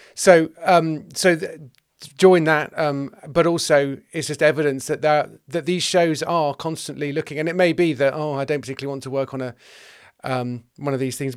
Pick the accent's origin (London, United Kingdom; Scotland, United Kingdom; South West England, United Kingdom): South West England, United Kingdom; West Country; I'm from the West Country, and we were an EastEnders household